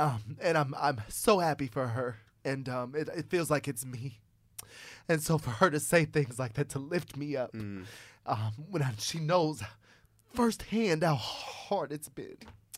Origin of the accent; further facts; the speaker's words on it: Fort Wayne, Indiana, United States; We're from Fort Wayne, Indiana. So we're from Fort Wayne, Indiana. We went to a school called Paul Harding High School, which is now closed.